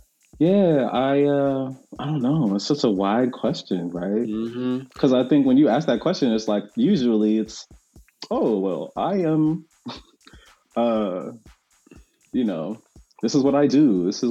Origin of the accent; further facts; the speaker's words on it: Delaware, United States; also born or lived in Charlotte, North Carolina / Tennessee; So I was born actually in North Carolina, which a lot of people don't know, in Charlotte. And we moved around a lot. So it was North Carolina to Delaware, to Tennessee, to Delaware, back to North Carolina, back to Delaware.